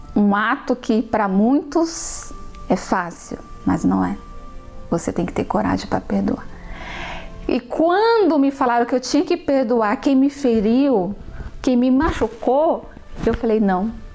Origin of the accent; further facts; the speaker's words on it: São Paulo, Brazil; also born or lived in Rio Grande do Norte; quando nós viemos do Rio Grande do Norte, chegamos aqui em São Paulo com meus três anos